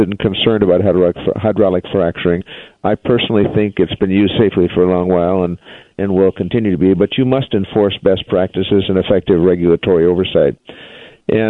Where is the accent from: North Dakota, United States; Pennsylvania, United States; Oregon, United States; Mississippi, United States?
North Dakota, United States; North Dakota, there's probably more hydraulic fracturing going on in my home state than anywhere at the moment.